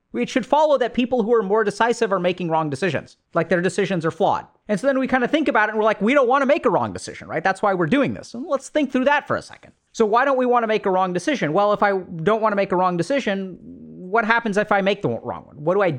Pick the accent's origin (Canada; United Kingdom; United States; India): India; this is what's sort of interesting about growing up being Indian, is, you know, I come from a culture where arranged marriages happen.